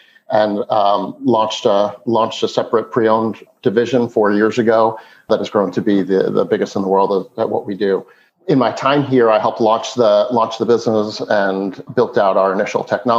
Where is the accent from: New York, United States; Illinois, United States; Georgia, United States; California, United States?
New York, United States; East Meadow; born or raised there